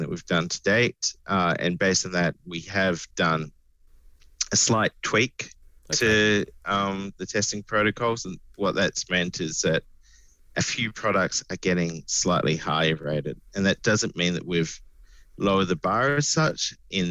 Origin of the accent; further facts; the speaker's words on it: New South Wales, Australia; I'm from New South Wales